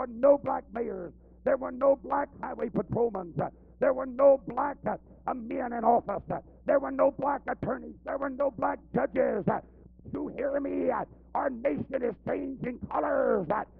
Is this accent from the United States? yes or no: yes; Siloam Springs, Arkansas, United States; my hometown there in Siloam Springs, Arkansas, right nearby where I live